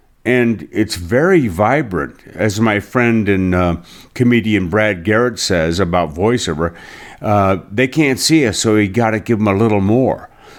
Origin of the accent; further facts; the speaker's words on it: Ireland; It's like, I'm Irish, so less work, the better.